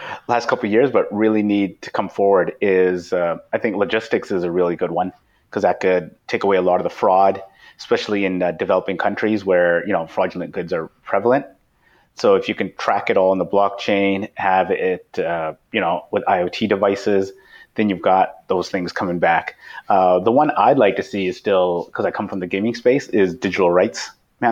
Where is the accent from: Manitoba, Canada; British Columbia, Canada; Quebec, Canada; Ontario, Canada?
British Columbia, Canada; Vancouver; we're all from Vancouver, and so we all know Slack